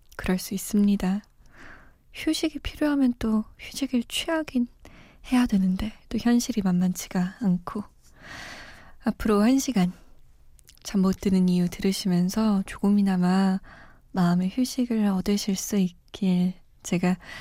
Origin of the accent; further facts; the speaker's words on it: Seoul, South Korea; moved away; also born or lived in Iran; 저는 사실 서울 토박이거든요. 물론 이란에서 좀 오래 살다 오긴 했지만